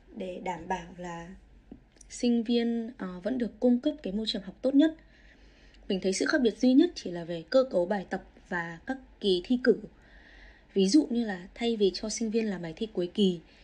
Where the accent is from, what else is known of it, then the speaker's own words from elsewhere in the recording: Vietnam; moved away as an adult; now in Australia; mình là người Việt thứ hai thứ ba ở đây nhận được offer